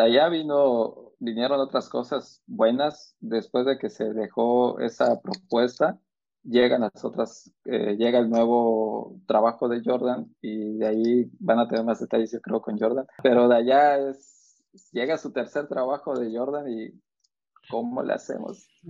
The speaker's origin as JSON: {"language": "Spanish", "country": "Mexico", "moved": "yes", "said": "nosotros como como mexicanos"}